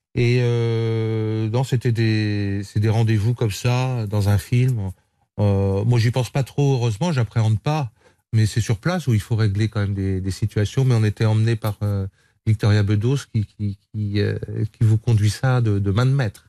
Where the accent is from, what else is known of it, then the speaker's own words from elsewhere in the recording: Vendée, Pays de la Loire, France; Je viens de la Vendée